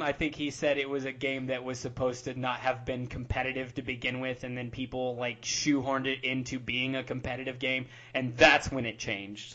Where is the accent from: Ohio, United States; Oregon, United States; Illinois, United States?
Illinois, United States; Southern; my hometown in Southern Illinois